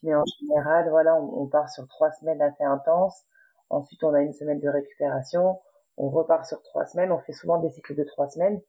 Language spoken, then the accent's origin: French; Paris region, Île-de-France, France; moved away as an adult; now in Laval, France; Actuellement, j'habite à Laval, mais je viens de la région parisienne